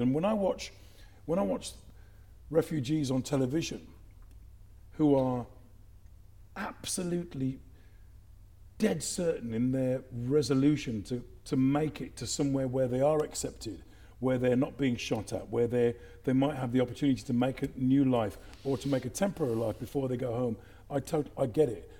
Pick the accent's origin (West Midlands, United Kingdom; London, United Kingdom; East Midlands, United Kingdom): West Midlands, United Kingdom; Dudley; I'm from England, a place called Dudley. I'm not from here